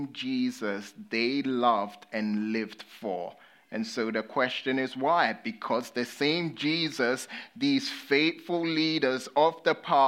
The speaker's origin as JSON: {"language": "English", "country": "United Kingdom", "accent": "British", "said": "I'm a Brit"}